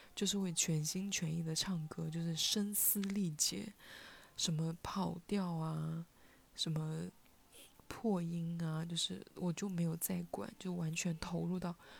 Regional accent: Hunan, China; first language Hunanese; now in Shenzhen, China; 用我的家乡话，就是用湖南话

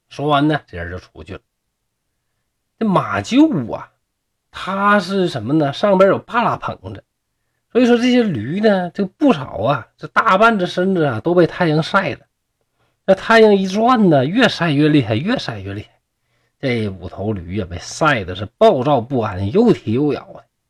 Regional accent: Shenyang, Liaoning, China; accent: Northeastern Mandarin; 像我们东北这边儿啊

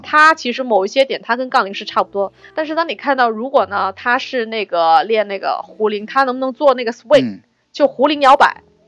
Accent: China; 我们中国人

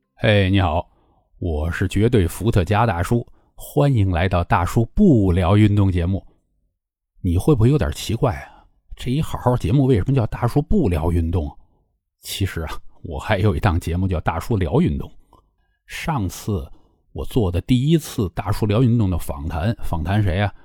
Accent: Tianjin, China; 我从小在天津长大

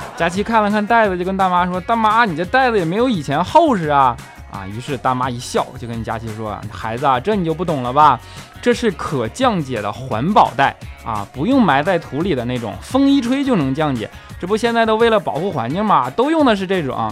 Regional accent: China; 作为中国人

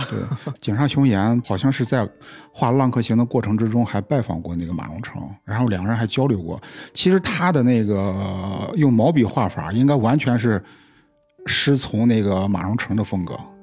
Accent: China; 我们其实中国人的鬼怪故事啊，

